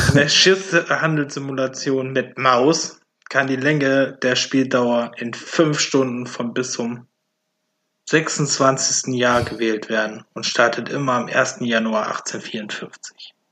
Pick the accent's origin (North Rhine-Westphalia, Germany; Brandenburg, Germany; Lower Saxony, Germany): North Rhine-Westphalia, Germany; Velbert; ich komme ja aus Felbert.